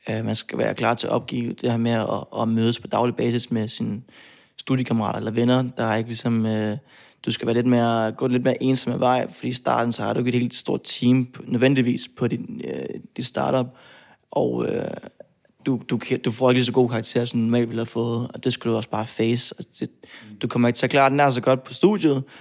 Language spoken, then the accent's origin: Danish; Odense, Southern Denmark, Denmark; Jeg kommer fra Fyn. Altså, det, det, det er jeg